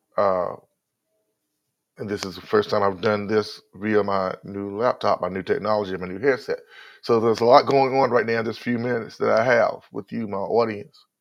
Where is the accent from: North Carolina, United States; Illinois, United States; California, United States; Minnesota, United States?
North Carolina, United States; I'm from North Carolina. I'm a Southerner.